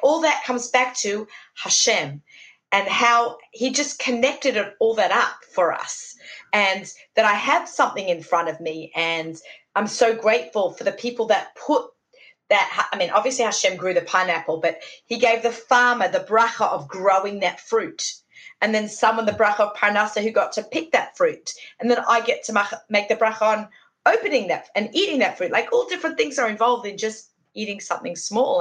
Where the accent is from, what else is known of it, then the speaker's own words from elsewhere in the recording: Sydney, New South Wales, Australia; moved away as an adult; now in New York, United States; Shout out to my hometown